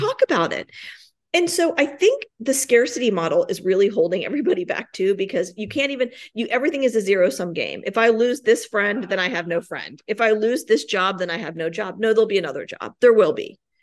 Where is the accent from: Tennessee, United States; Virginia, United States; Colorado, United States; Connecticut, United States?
Virginia, United States; Richmond; moved away as an adult; also born or lived in New York / Washington, D.C. / Denver; now I'm back in Richmond, my hometown